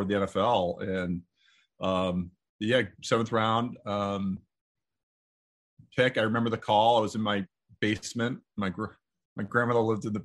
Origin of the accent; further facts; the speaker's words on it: Boston, Massachusetts, United States; I grew up in the Boston area